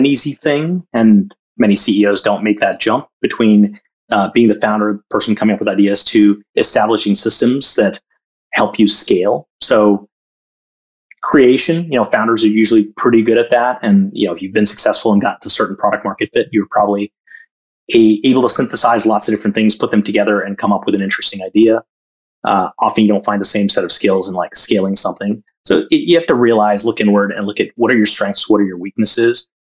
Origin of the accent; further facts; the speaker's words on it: Chennai, Tamil Nadu, India; also born or lived in Jamshedpur / Calcutta; now in United States; So my family is South Indian, but I was born in the North in Jamshedpur, lived in Calcutta for a couple of years.